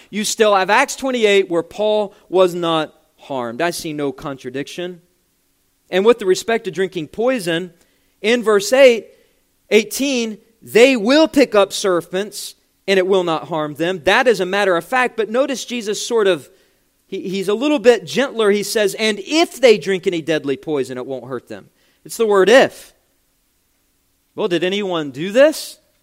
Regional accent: West Virginia, United States; my home state of West Virginia.

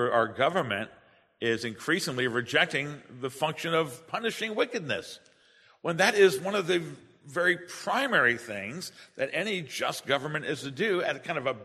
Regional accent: United States; as an American citizen

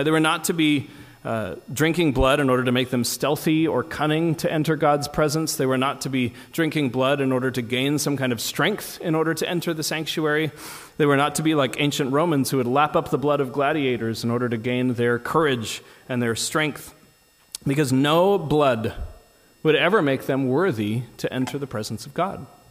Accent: United States; as an American

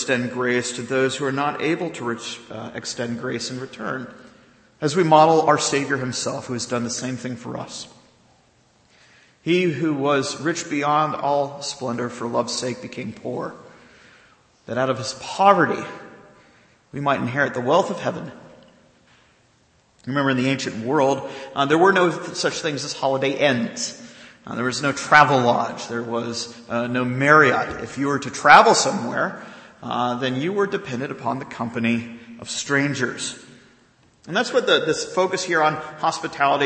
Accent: the South, United States; growing up in the South

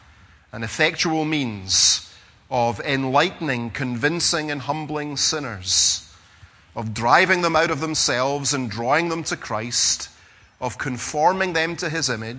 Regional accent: Scotland, United Kingdom; being Scottish

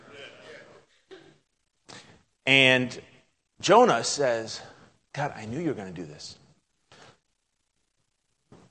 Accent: United States; moved away as an adult; now in Greece; I'm American

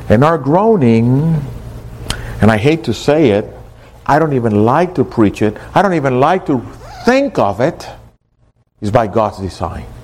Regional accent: Miami, Florida, United States; I wish you would see people over in other places when you tell them, I come from Miami.

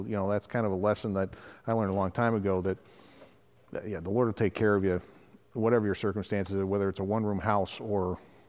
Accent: Wales, United Kingdom; Being Welsh counts for something.

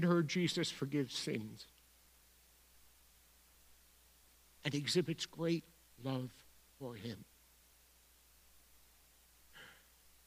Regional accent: New York City, New York, United States; accent: Bronx; my Bronx accent

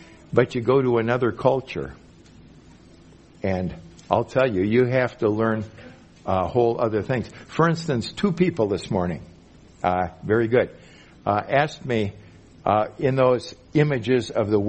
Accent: Minnesota, United States; moved away as an adult; also born or lived in Mexico; I'm from Minnesota, way up there in the north

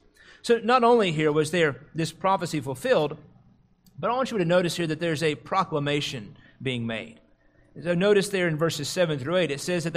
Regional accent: United States; as Americans, as American Christians

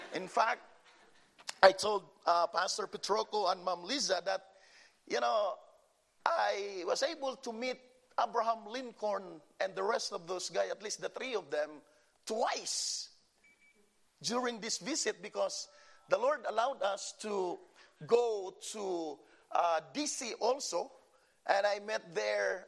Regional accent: Philippines; English is a second language; moved away; I came from the Philippines

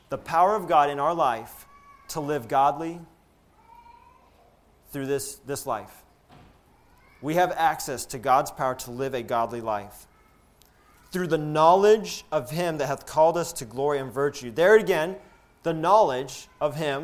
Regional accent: Alabama, United States; So growing up in Alabama, we love college football in Alabama

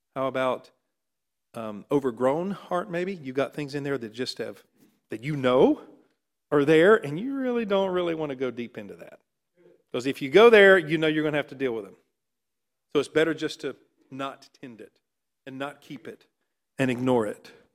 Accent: North Carolina, United States; I was raised in North Carolina

